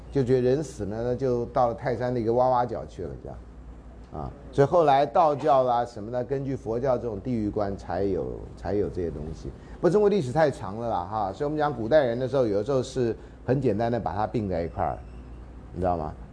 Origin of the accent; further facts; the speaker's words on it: Taiwan; 我们台湾话